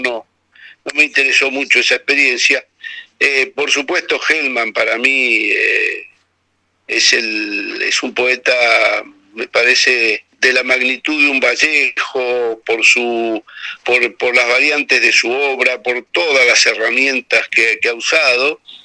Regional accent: Bahía Blanca, Buenos Aires Province, Argentina; yo que me crié en un puerto, en Ingeniero Guay, en Bahía Blanca, ahí en el Atlántico

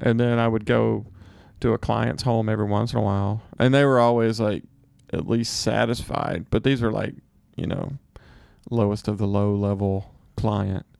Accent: Mississippi, United States; moved away; also born or lived in San Francisco / New York; I'm from Mississippi.

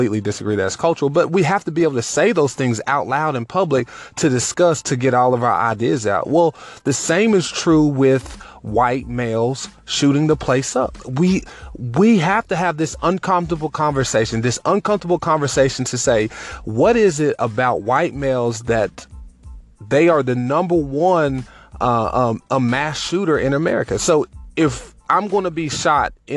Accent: United States; for me to be an American

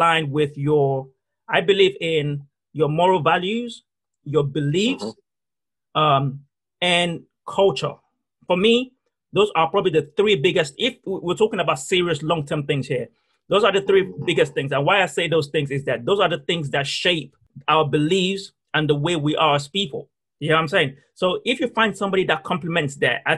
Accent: Nigeria; the fundamental of who I am is based on church, because I'm Nigerian. There's a certain way I think because of my culture and the way I was brought up.

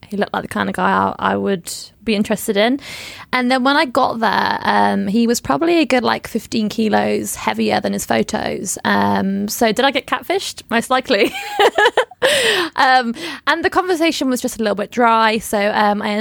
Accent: Portsmouth, South East England, United Kingdom; now in Sydney, Australia; when you're from a smaller town, like I'm from Portsmouth

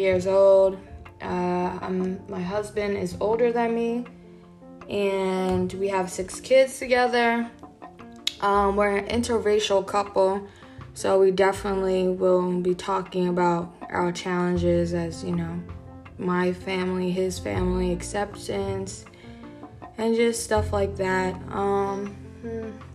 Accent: New York, United States; We're from New York.

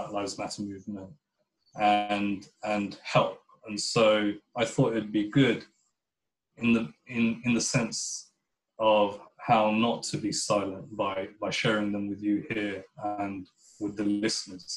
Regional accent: United Kingdom; I would describe myself as a British Pakistani Muslim.

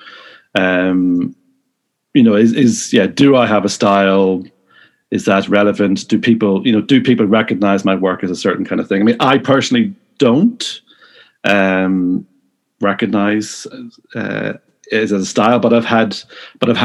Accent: Newry, Northern Ireland, United Kingdom; also born or lived in Cardiff / Leicester; now in Belfast, United Kingdom; originally from Newry, County Down

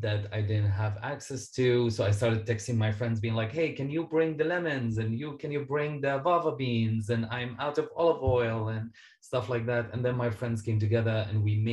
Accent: Syria; now in Canada; I am a Syrian Canadian author and public speaker

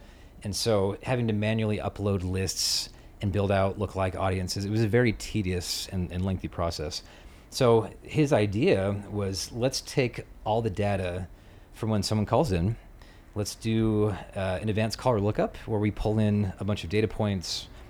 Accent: St. George, Utah, United States; one of my best buddies that I grew up with in St. George named Dane Jorgensen was big in the affiliate space

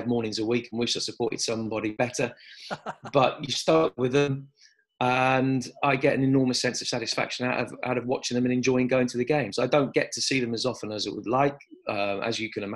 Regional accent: Birmingham, West Midlands, United Kingdom; moved away; also born or lived in South West England; I was brought up in Birmingham

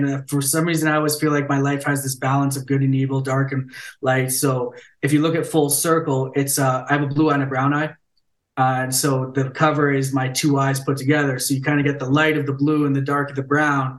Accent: Ontario, Canada; moved away as an adult; also born or lived in Vancouver; I was born and raised in Ontario, moved out west, and then I'm back in Ontario

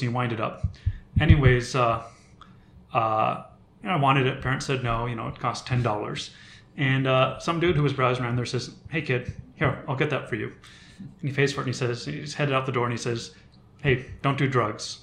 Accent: Seattle, Washington, United States; about my first seven or eight years I was in Seattle

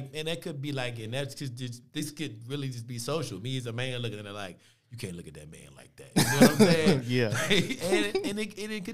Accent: Charlotte, North Carolina, United States; I'm from Charlotte.

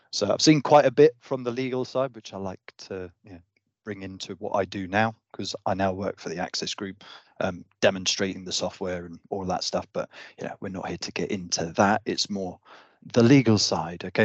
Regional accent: Devon, South West England, United Kingdom; I'm from Devon now, but, yeah, a small

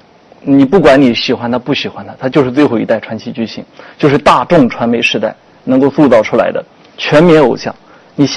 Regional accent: China; 我们我们中国人还是挺善于造神的，我觉得。

